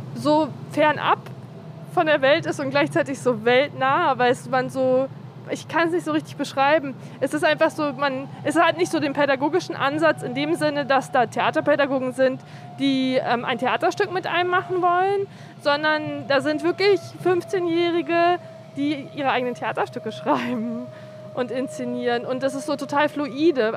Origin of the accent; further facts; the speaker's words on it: Berlin, Germany; Ich bin so gependelt zwischen ähm, Amauerpark und Görlitzer Park immer. Aber die meiste Zeit war ich hier